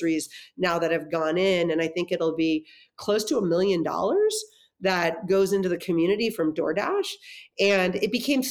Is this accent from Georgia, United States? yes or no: no; Los Angeles, California, United States; also born or lived in Durham, North Carolina; I grew up in the San Fernando Valley